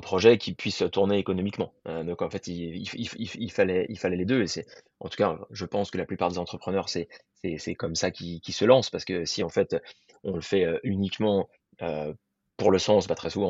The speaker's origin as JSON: {"language": "French", "town": "Paris", "region": "Île-de-France", "country": "France", "also_born_or_lived": "Germany / Annecy", "moved": "as an adult", "said": "moi je viens de Paris à la base"}